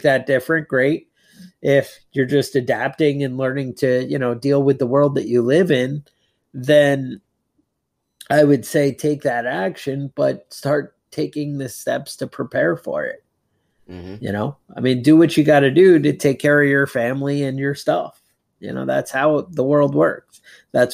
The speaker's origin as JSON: {"language": "English", "region": "Northeast", "country": "United States", "tie": "born or raised there", "said": "growing up in the Northeast"}